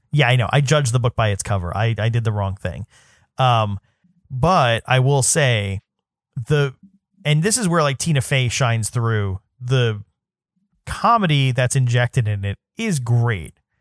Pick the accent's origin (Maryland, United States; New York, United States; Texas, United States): New York, United States; New York City; I'm from New York City, so I went to a city high school